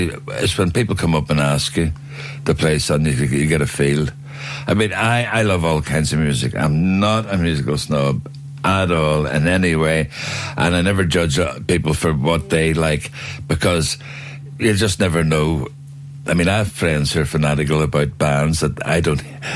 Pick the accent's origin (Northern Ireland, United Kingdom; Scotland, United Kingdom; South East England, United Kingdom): Northern Ireland, United Kingdom; Belfast; I was born in Botanic Avenue, but grew up in a prefab bungalow in Garnaville